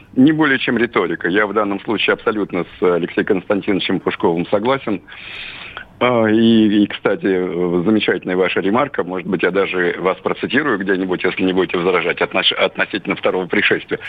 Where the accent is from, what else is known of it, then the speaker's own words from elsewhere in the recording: Russia; здесь, на родине.